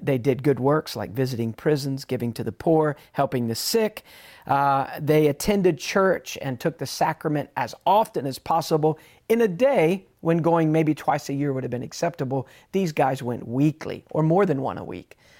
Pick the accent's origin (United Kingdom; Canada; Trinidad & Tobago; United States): United Kingdom; England; I'm English